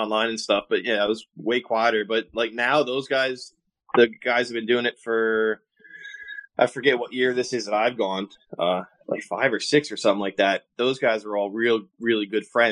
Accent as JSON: {"language": "English", "town": "White Plains", "region": "New York", "country": "United States", "tie": "born or raised there", "said": "I grew up in White Plains."}